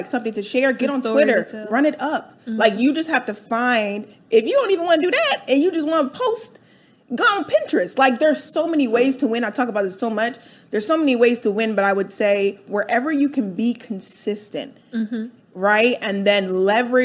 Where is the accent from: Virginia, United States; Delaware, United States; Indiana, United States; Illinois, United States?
Delaware, United States; moved away as an adult; also born or lived in New York; now in Atlanta, United States; I grew up in Delaware